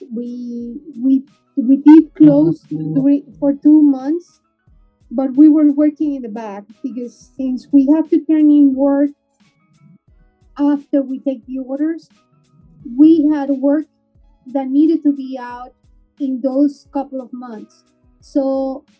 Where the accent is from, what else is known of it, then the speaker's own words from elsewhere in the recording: Peru; now in Miami, United States; I'm from Peru